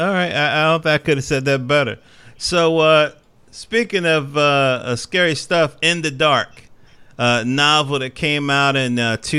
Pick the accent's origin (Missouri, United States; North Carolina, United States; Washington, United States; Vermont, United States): North Carolina, United States; accent: North Carolina; this is my North Carolina accent coming out.